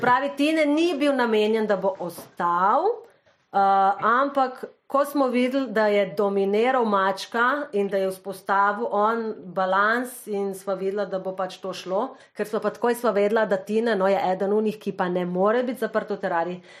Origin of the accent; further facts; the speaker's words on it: Slovenia; smo Slovenci